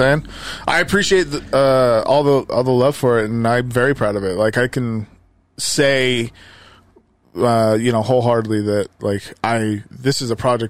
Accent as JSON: {"language": "English", "town": "Magna", "region": "Utah", "country": "United States", "tie": "born or raised there", "said": "I grew up here. I grew up in Magna"}